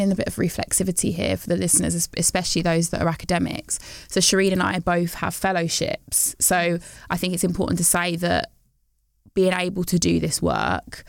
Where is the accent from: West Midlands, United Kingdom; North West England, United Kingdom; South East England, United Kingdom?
West Midlands, United Kingdom; growing up in the West Midlands and a predominantly white town